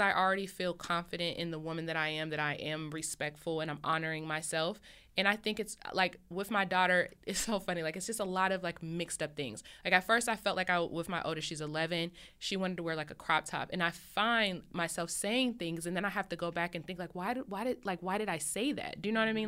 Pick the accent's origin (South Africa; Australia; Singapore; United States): United States; Columbus, Ohio; moved away as an adult; now in California, United States; I'm originally from Columbus, Ohio. I've been living in Cali for six years